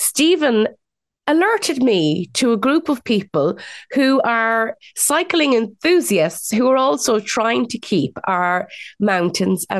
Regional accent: Midlands, Ireland; growing up in the Midlands

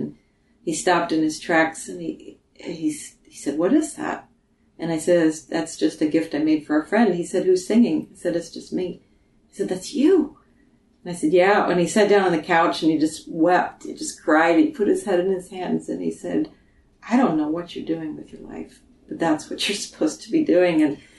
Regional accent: Michigan, United States; Originally I was recording in my hometown in Michigan

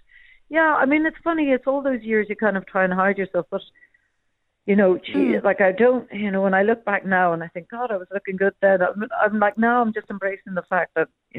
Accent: Cork, Munster, Ireland; now in Dublin, Ireland; I'm from Cork originally, living in Dublin now

